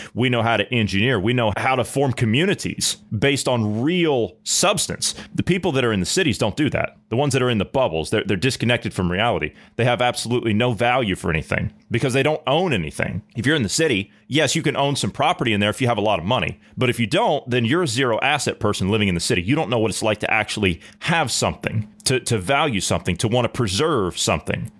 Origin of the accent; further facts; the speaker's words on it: Ohio, United States; I'm from Ohio